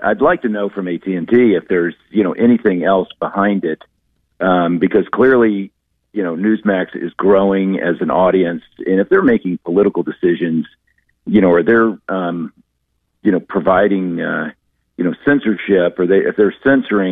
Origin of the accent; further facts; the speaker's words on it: Dallas, Texas, United States; now in New York, United States; I grew up in Dallas, Texas